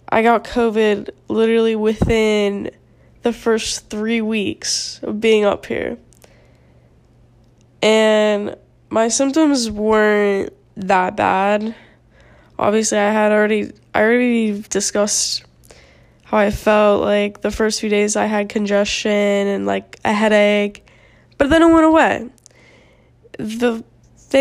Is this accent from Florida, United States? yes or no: yes; South Florida, United States; moved away as an adult; now in Tallahassee, United States; I'm from South Florida, where it's, besides, like, 2 days out of the year, it's 80 degrees